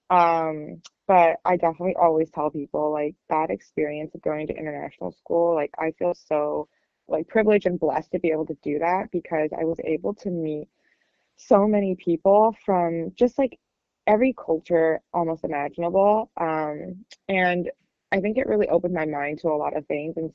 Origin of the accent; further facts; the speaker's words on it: California, United States; I was very against moving back to California because I was like, oh, I'm from California. I want to try something else.